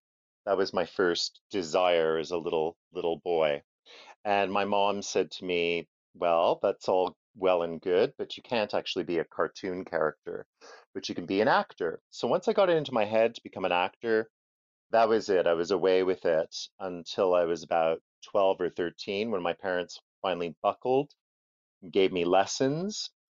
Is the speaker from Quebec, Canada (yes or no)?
yes; Montreal, Quebec, Canada; moved away; also born or lived in Ottawa; I grew up in Montreal. I come from a place called Ville d'Anjou, which is in the east end of the city.